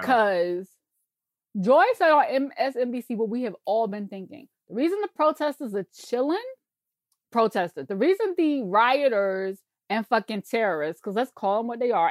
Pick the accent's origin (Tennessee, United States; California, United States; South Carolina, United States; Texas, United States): South Carolina, United States; I grew up in Bible Belt, South Carolina.